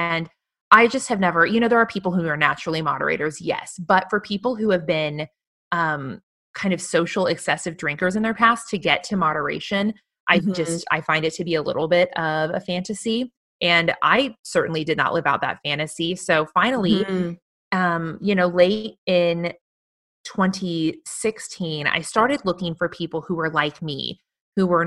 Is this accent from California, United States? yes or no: no; Missouri, United States; moved away as an adult; now in Austin, United States; move from my home state of Missouri, a sweet Midwestern girl here